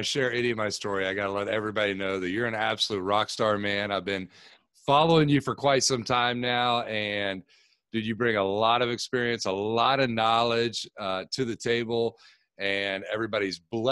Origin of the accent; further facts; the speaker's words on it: Tampa, Florida, United States; I grew up here in Tampa, Florida, started playing football when I was about 4 years old